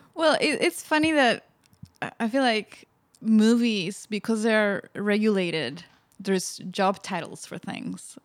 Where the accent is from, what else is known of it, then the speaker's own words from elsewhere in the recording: Spain; moved away; growing up in Spain